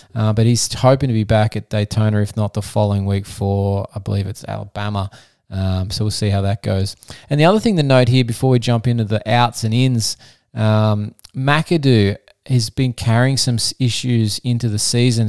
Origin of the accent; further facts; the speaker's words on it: Australia; I'm an Australian physiotherapist